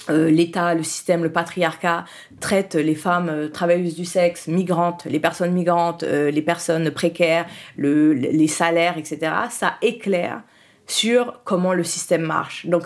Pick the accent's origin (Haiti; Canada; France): Haiti; j'étais, en plus, le truc, comme je suis haïtienne, je suis née, je suis doublement noire. C'est, euh, voilà, en vu l'histoire d'Haïti.